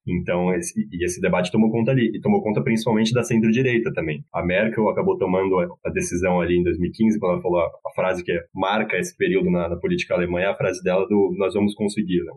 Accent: Brazil; now in Berlin, Germany; eu sou brasileiro

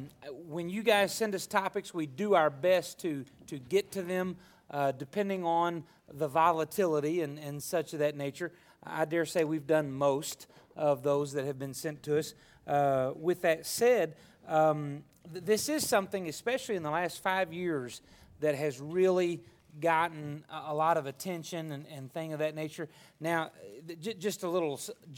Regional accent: Arkansas, United States; moved away; I was raised in Arkansas

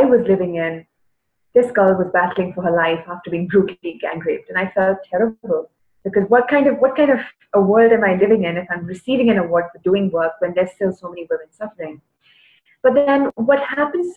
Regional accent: Chennai, Tamil Nadu, India; I am from Chennai, from South India.

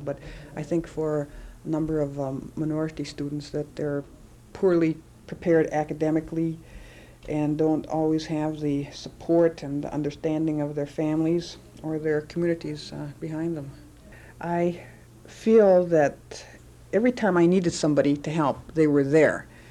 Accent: Menominee Indian Reservation, Wisconsin, United States; also born or lived in Milwaukee; I was born and uh, grew up on the Menominee Indian Reservation in Wisconsin

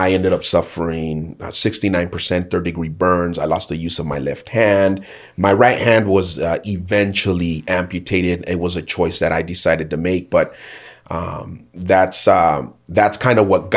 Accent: Fontana, California, United States; I grew up in Fontana, California, just a few miles down the road from here

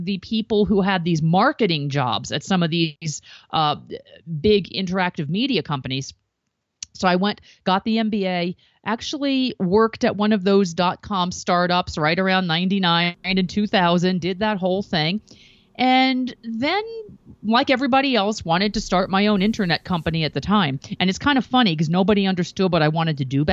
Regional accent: East Coast, United States; I grew up on the East Coast

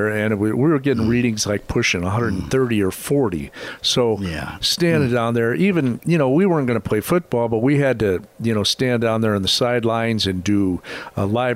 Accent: Midwest, United States; growing up in the Midwest

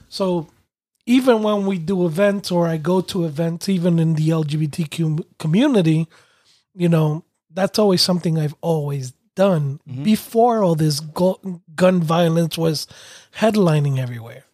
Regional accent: New York, United States; moved away; growing up in New York

